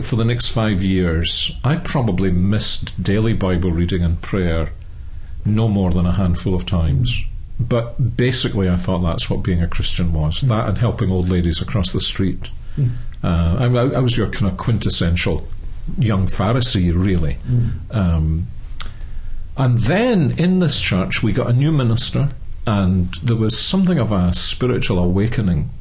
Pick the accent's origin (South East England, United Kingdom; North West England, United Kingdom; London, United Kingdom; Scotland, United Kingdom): Scotland, United Kingdom; Glasgow; accent: Scottish; I'm Scottish, as most people are able to tell by my accent. I was born and brought up in Glasgow